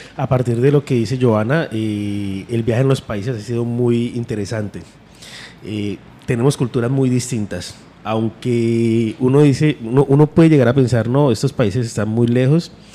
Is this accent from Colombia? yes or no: yes; Colombia; Nosotros somos comunidad andina